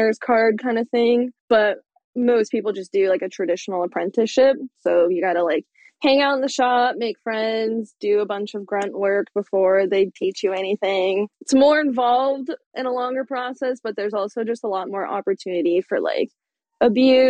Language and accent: English; California, United States; moved away as an adult; also born or lived in San Francisco; now in Portland, United States; I'm from California